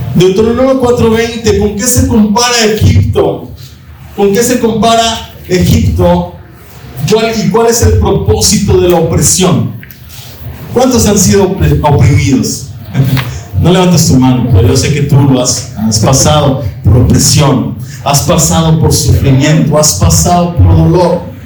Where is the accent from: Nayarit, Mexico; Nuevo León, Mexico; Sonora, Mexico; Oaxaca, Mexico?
Nuevo León, Mexico; Monterrey; hay un orgullo de regios, ¿verdad? O yo me siento orgulloso de mi tierra